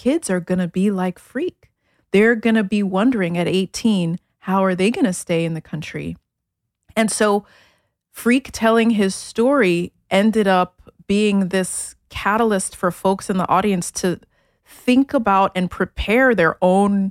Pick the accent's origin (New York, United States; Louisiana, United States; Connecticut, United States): New York, United States; New York City; also born or lived in Addis Ababa, Ethiopia / Germany; I grew up in Brooklyn